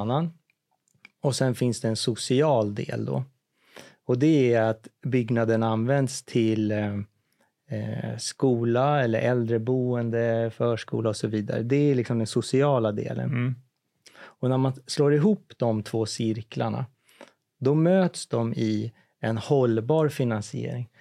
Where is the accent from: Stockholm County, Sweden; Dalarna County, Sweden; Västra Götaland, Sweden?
Stockholm County, Sweden; Ektorp; jag är född i Ektorp